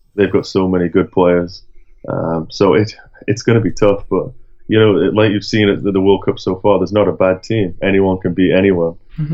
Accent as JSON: {"language": "English", "town": "Durham", "region": "North East England", "country": "United Kingdom", "tie": "born or raised there", "moved": "yes", "lives_now": "Sheffield, United Kingdom", "said": "I'm from Durham, which is in the northeast, and when I was growing up, it was either Sunderland or Newcastle"}